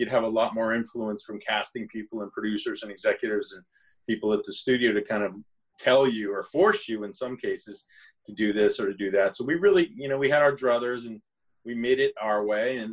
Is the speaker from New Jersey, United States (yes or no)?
yes; near Paterson, New Jersey, United States; I grew up in near Paterson